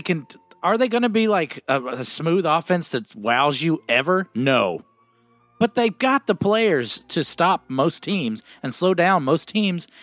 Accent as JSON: {"language": "English", "town": "Philadelphia", "region": "Pennsylvania", "country": "United States", "tie": "born or raised there", "also_born_or_lived": "Atlanta", "moved": "yes", "said": "I grew up in Philadelphia."}